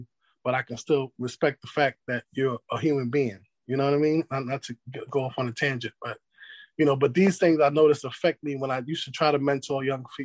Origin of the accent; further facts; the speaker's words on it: New York City, New York, United States; now in North Carolina, United States; I moved from New York City to North Carolina